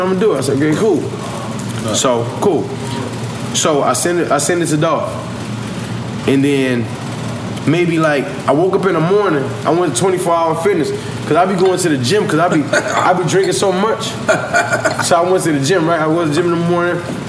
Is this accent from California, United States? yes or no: yes; Long Beach, California, United States; I'm from Long Beach.